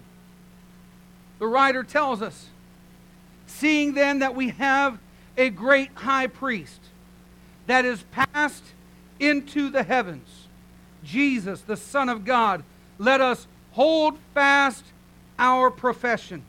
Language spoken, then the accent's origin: English; Sarasota, Florida, United States; moved away as an adult; also born or lived in British Columbia, Canada; I grew up here in Sarasota.